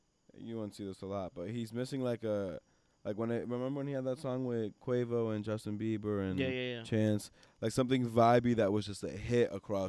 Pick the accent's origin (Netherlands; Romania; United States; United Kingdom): United Kingdom; Reading, South East England; me because I'm from Reading, one of the darkest trenches.